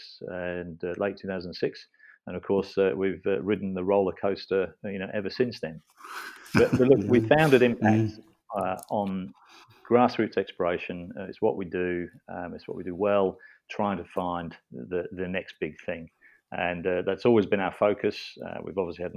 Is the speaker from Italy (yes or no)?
no; England, United Kingdom; moved away as an adult; now in Australia; I'm English originally